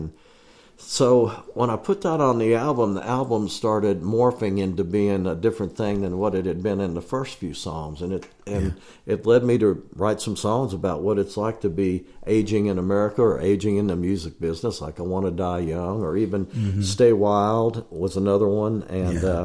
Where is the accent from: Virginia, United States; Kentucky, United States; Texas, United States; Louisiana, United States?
Kentucky, United States; I'm from Kentucky